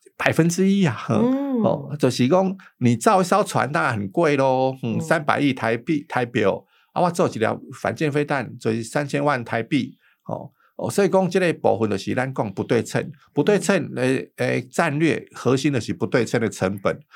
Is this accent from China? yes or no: no; Taiwan; 所以我们台湾人不会上这个当